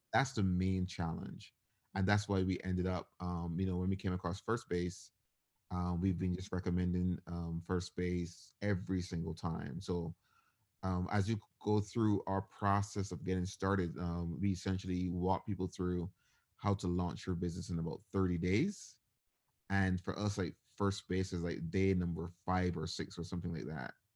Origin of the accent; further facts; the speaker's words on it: Barbados; moved away as an adult; now in United States; I was born and raised in Barbados, and I ended up moving to the U S for college.